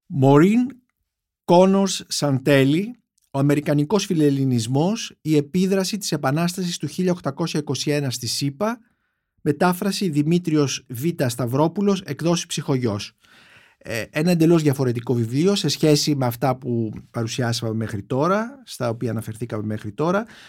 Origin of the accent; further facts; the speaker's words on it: Greece; σαν Έλληνες